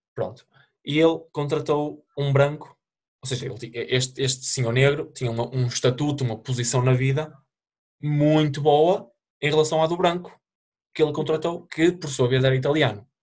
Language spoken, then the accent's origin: Portuguese; Portugal; moved away; sou português